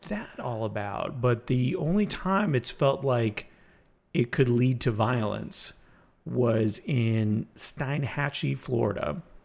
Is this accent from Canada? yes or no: yes; Canada; I could say that I'm Greek, I could say that I'm Canadian